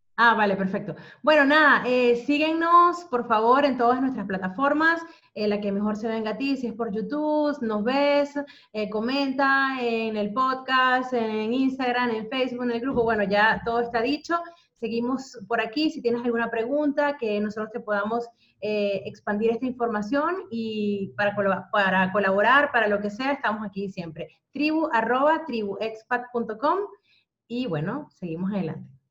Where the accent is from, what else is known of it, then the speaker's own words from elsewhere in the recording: Venezuela; also born or lived in Spain / United Kingdom; now in Netherlands; yo soy venezolana